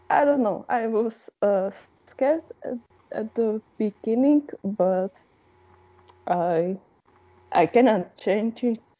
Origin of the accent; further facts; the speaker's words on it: Slovakia; English is a second language; also born or lived in Slovenia; I can understand Slovene quite good, although I'm not speaking it. Um, because I'm from Slovakia and the, the language is uh, really similar, and I got used uh, to it when